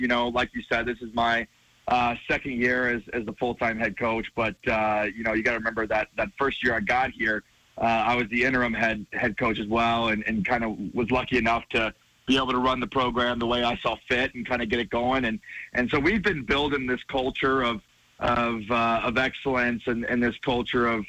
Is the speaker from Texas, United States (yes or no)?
no; Georgia, United States; moved away as an adult; now in Bozeman, United States; We're both from Georgia and kind of spent most of our lives in the Southeast